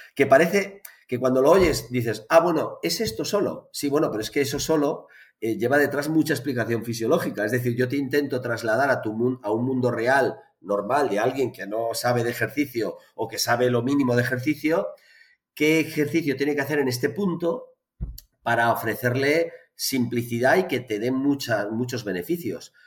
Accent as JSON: {"language": "Spanish", "town": "Barcelona", "region": "Catalonia", "country": "Spain", "said": "en Barcelona, que es de donde soy"}